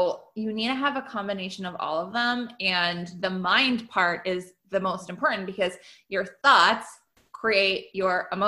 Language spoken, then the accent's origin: English; Canada; I'm Canadian.